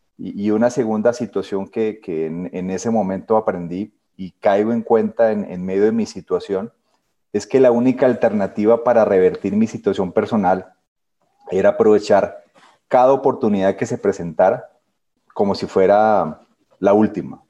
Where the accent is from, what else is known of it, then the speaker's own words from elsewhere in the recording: Ibagué, Tolima, Colombia; Soy ibagreño, soy tolimense.